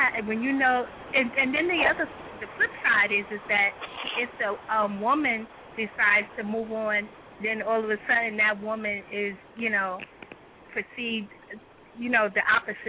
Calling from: Nashville, Tennessee, United States; from Nashville, Tennessee.

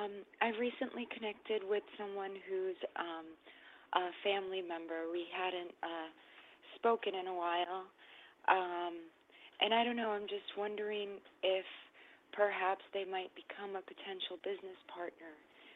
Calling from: New York, United States; New York.

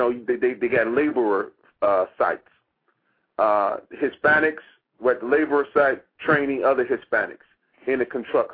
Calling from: Washington, District of Columbia, United States; I'm calling from Washington, Maryland, Washington, D.C.

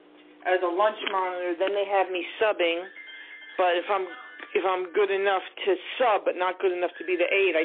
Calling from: New York, United States; I call you from New York.

